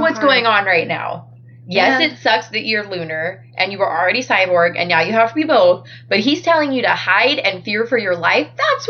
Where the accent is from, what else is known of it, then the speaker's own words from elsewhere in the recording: United States; I have always been very aware that I'm very lucky to have been born in the United States so that I can say I am American.